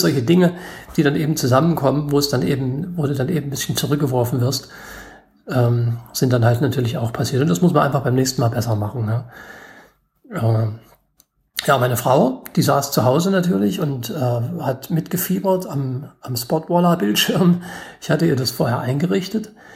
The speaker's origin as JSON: {"language": "German", "town": "Gotha", "region": "Thuringia", "country": "Germany", "said": "ich komme aus Gotha, Thüringen"}